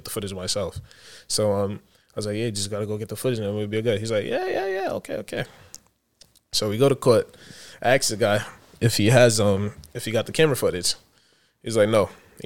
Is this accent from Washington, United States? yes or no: no; New York City, New York, United States; also born or lived in Buffalo, New York; I'm originally from Brooklyn, New York